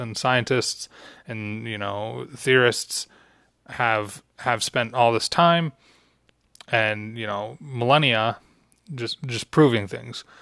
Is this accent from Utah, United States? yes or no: yes; Utah, United States; Growing up in Utah